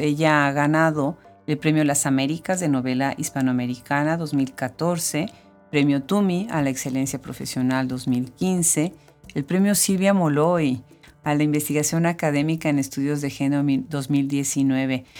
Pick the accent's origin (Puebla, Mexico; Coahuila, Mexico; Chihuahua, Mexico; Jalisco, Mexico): Puebla, Mexico; que de México. ¿Y de dónde de México? No, pues de Puebla